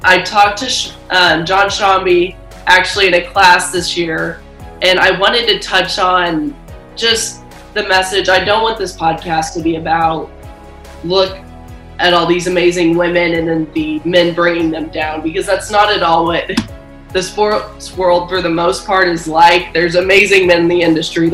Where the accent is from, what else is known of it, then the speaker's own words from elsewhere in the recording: Kansas City, United States; I'm from Kansas City, so I grew up a huge Kansas basketball fan